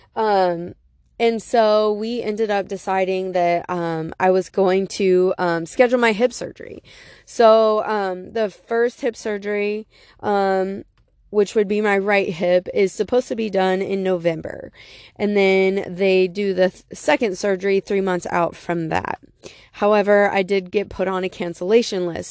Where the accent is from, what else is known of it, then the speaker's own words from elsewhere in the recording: Beloit, Wisconsin, United States; Beloit, where my hometown is.